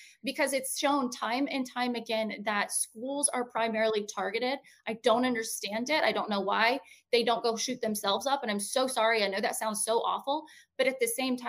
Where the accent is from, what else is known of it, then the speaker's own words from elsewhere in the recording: Montana, United States; I grew up in Montana. I grew up on an Indian reservation.